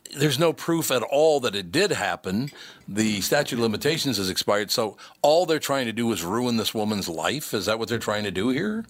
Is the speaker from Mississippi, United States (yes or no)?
no; Minneapolis, Minnesota, United States; I grew up in North Minneapolis